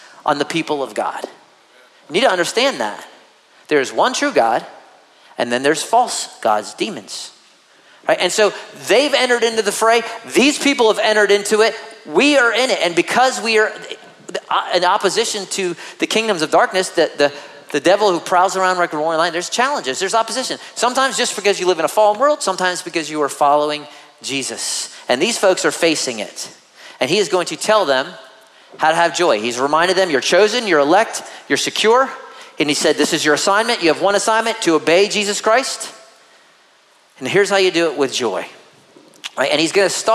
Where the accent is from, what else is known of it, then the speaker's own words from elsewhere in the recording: United States; as an American